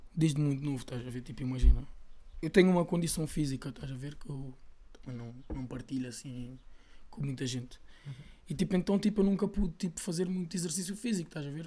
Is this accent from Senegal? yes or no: no; Lisbon, Portugal; sou de Chelas já, como muitos dos meus